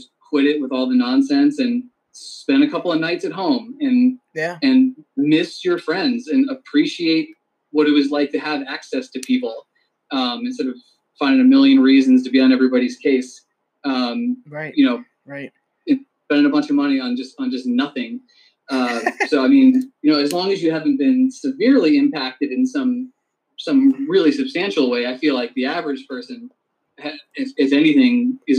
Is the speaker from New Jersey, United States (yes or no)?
yes; Piscataway, New Jersey, United States; I'm from New Jersey originally.